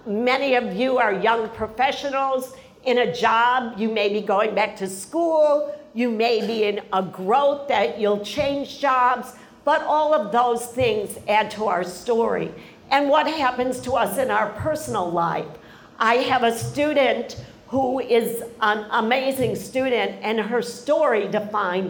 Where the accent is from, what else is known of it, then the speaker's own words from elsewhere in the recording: Chicago, Illinois, United States; now in Miami, United States; I was born in Chicago